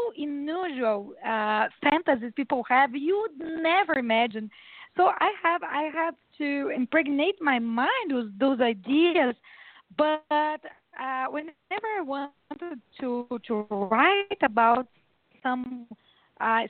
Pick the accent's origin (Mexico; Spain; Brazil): Brazil; I was born in Brazil. I'm a Brazilian.